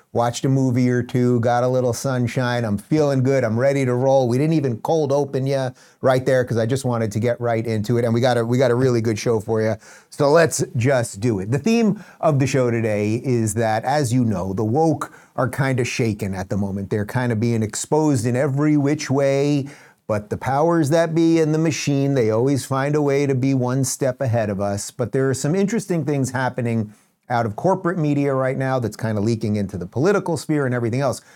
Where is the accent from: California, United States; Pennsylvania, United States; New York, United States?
New York, United States; moved away as an adult; now in Florida, United States; I come from the Northeast. I come from a once great state known as New York